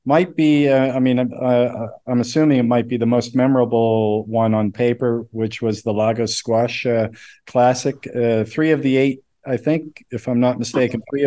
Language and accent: English; Nova Scotia, Canada; I'm from Nova Scotia, Canada, which is near, it's the East Coast